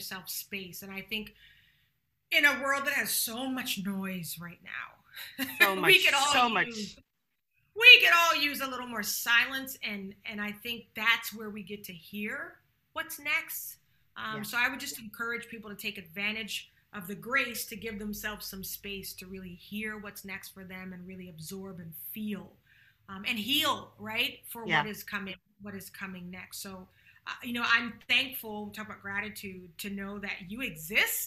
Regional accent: Charleston, South Carolina, United States; moved away; I'm from Charleston, South Carolina

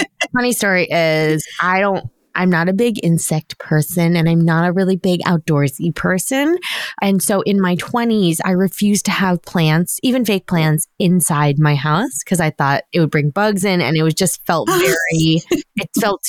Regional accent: Long Island, New York, United States; I grew up on Long Island.

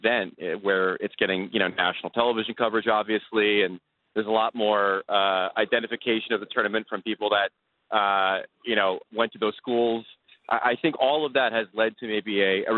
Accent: New York City, New York, United States; As a New Yorker

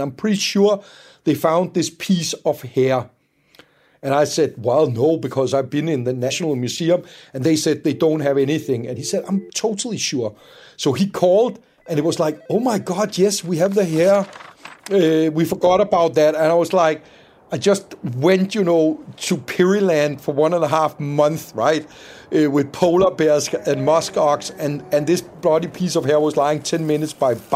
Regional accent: just north of Copenhagen, Capital Region of Denmark, Denmark; I grew up in Denmark, just north of Copenhagen, and when I was a kid, I spent a lot of time in the woods

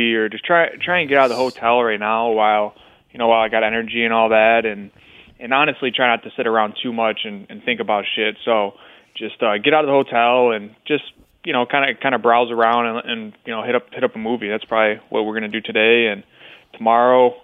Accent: Midwest, United States; I'm from the Midwest

